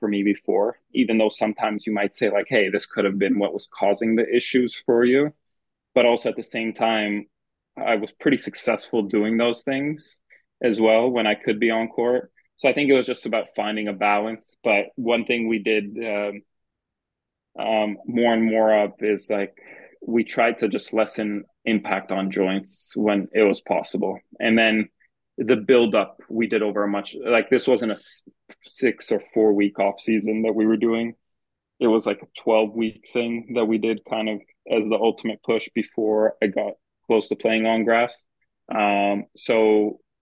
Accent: Thornhill, Ontario, Canada; where I grew up in Thornhill.

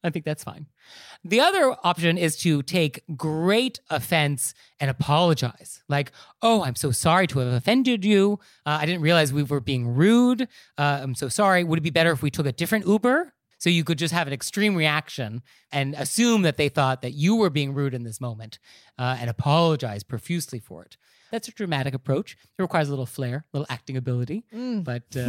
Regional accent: United States; I live in New York, but at the end of the day, I'm not a New Yorker. But I experience this when I travel abroad where people make comments about the United States. And I feel sort of obligated to defend my country

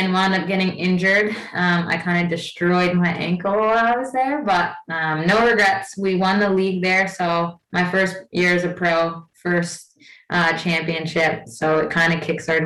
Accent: New Jersey, United States; moved away as an adult; also born or lived in New York / Iceland; I'm from Jersey, went to Rutgers in New Jersey

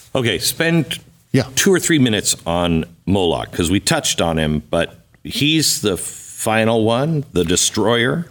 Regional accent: Seattle, Washington, United States; moved away; also born or lived in Phoenix; I grew up in Seattle

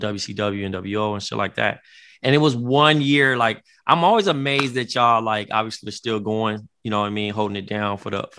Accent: Compton, California, United States; I grew up in Compton

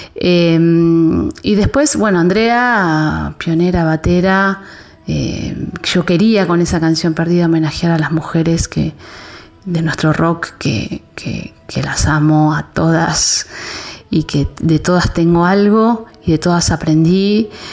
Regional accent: Buenos Aires Province, Argentina; yo soy una persona de conurbano, ¿no? Como que bonaerense

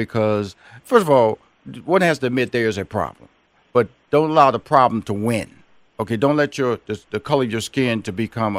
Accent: Houston, Texas, United States; That's my hometown. I have a home in Atlanta. I have a home in Houston. Born and raised in Houston.

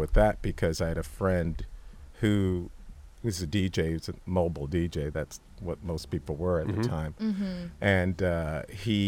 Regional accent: Santa Monica, California, United States; I grew up a skater in Santa Monica.

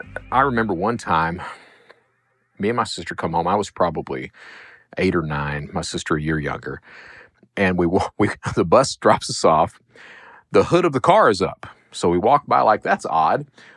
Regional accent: Hazard, Kentucky, United States; but I'm from Eastern Kentucky. Hazard is coal country.

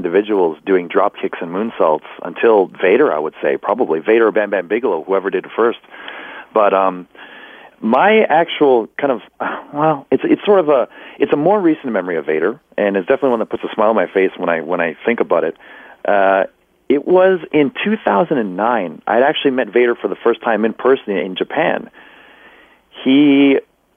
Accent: Canada; I was from up in Canada

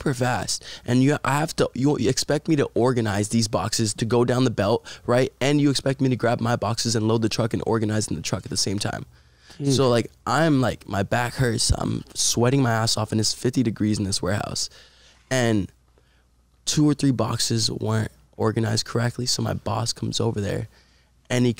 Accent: Puerto Rico; now in Los Angeles, United States; we're both from Puerto Rico

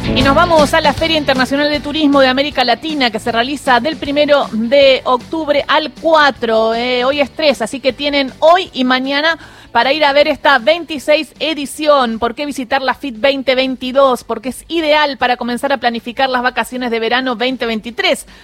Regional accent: Patagonia, Argentina; soy patagónica y sí recuerdo el tren que tenemos nosotros de Río Gallegos a eh, Río Turbio

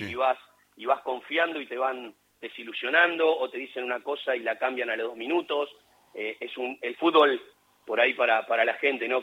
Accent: Luján, Buenos Aires Province, Argentina; yo nací en Villa Flandria, pero es partido de Luján

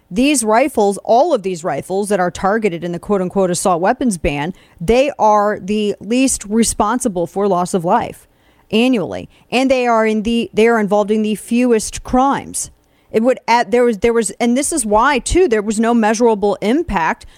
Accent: Missouri, United States; moved away as an adult; also born or lived in Jefferson City, Missouri; Jefferson City, Missouri, my home state, where up until very recently I lived and was raising my kids and where all my family still lives

